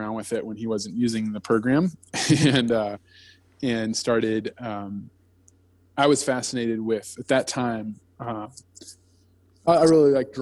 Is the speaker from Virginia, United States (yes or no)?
yes; Blacksburg, Virginia, United States; I grew up in outside of Blacksburg, Virginia